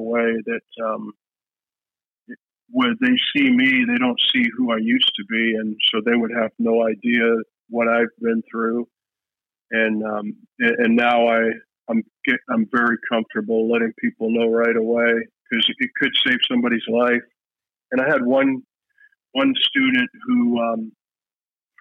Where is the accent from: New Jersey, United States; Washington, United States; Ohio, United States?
Ohio, United States; moved away as an adult; also born or lived in Fairbanks, Alaska / Kipnuk, Alaska; now in Bethel, United States; I'm originally from Ohio. I went to Fairbanks. I went to UAF in 1988